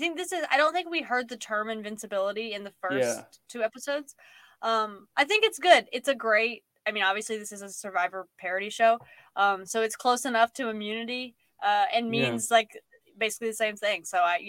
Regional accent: United States; History of Canada, which there is could have used because we're American.

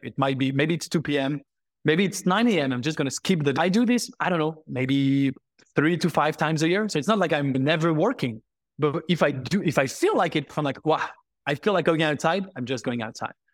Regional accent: Paris, Île-de-France, France; I am French, born and raised in Paris

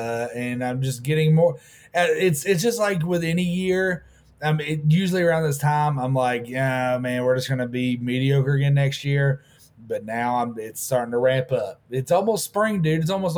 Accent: Harriman, United States; but I grew up in Harriman

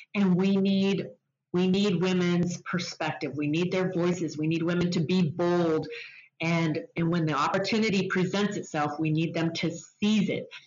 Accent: Spokane, Washington, United States; in Spokane, which is my hometown

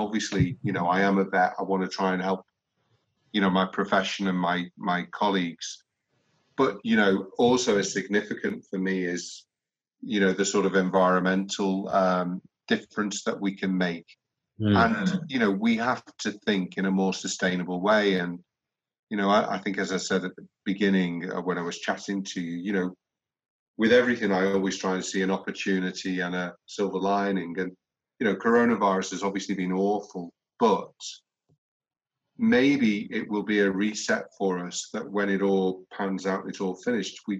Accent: Liverpool, North West England, United Kingdom; I was born literally on Priory Road

